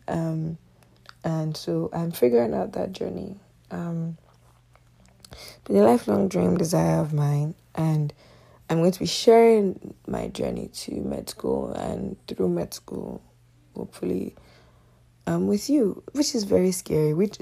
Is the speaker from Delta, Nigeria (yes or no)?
yes; Nigerian Delta Igbo, Nigeria; moved away as an adult; now in Canada; I'm a Nigerian Delta Igbo girl. And I moved here about, what year are we in, 2021, so roughly, it's been over 5 years now.